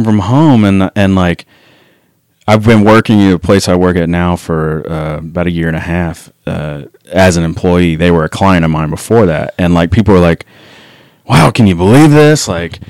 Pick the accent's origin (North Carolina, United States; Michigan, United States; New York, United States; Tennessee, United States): Tennessee, United States; Memphis; moved away; also born or lived in Denver / Atlanta; growing up in Memphis, like there wasn't a revolving door of people that wanted to be in a hardcore band